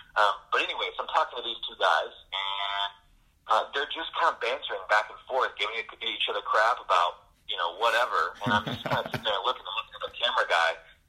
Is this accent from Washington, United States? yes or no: yes; Seattle, Washington, United States; I grew up in Seattle, and I grew up a diehard Seattle Mariners baseball fan.